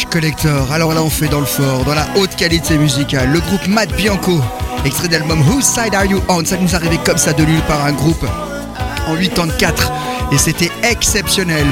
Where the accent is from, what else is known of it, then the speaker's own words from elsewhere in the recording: France; chez nous en France